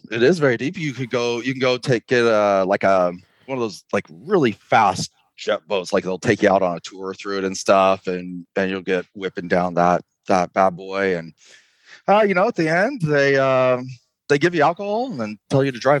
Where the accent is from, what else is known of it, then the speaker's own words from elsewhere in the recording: California, United States; Listen, I'm from California originally, so I don't like most of people from Idaho.